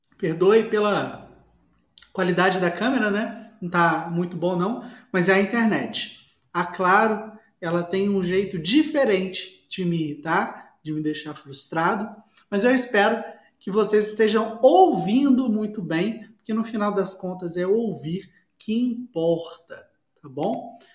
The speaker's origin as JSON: {"language": "Portuguese", "town": "Belo Horizonte", "region": "Minas Gerais", "country": "Brazil", "accent": "mineiro", "said": "quem é de Belo Horizonte sabe, o sotaque. Na hora que eu falo inglês, aí o sotaque mineiro aparece"}